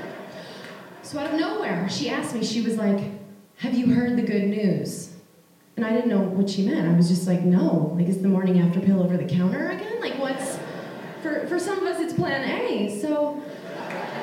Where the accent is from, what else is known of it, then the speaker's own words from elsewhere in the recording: Long Island, New York, United States; I was the only Jewish kid in my town, and I grew up on Long Island